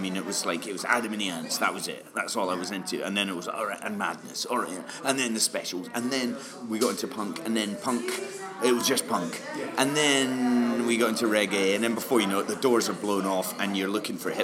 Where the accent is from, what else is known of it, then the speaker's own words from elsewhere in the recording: near St Andrews, Scotland, United Kingdom; I was born abroad, but I grew up near St Andrews